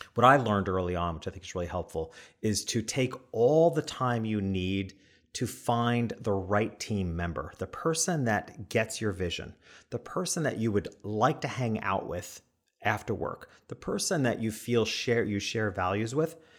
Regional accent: New York, United States; being a New Yorker

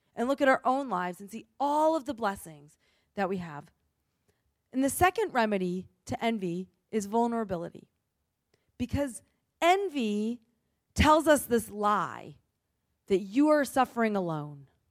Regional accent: New England, United States; I grew up in New England

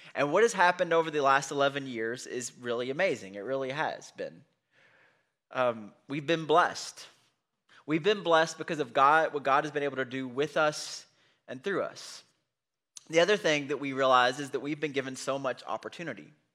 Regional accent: United States; we're from Bullock County

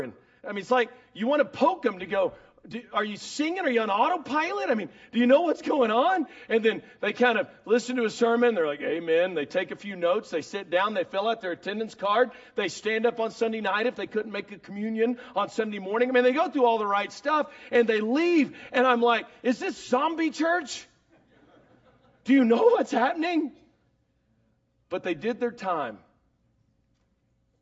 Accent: Dallas, Texas, United States; I'm from Dallas

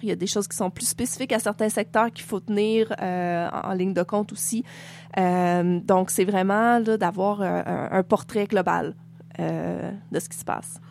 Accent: Quebec, Canada; now in Nunavut, Canada; moi, je suis québécoise

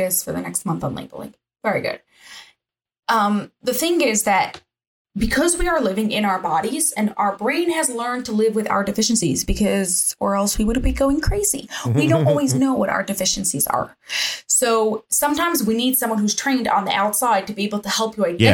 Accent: New Jersey, United States; accent: Jersey; moved away; also born or lived in England; I am from New Jersey originally

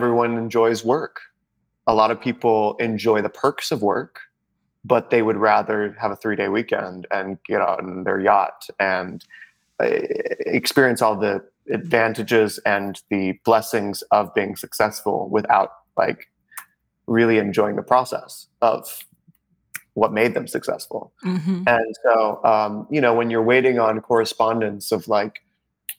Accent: Orlando, Florida, United States; moved away as an adult; also born or lived in North Carolina / New York; I grew up in Orlando, Florida, which is a ridiculous place to grow up

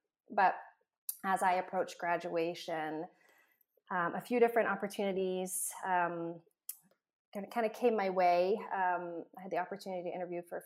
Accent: Canada; also born or lived in England; I was born in England and grew up in Canada

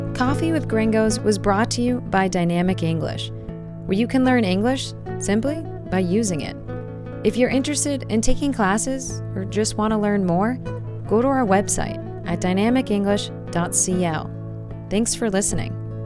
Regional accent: Boston, Massachusetts, United States; I grew up in Boston

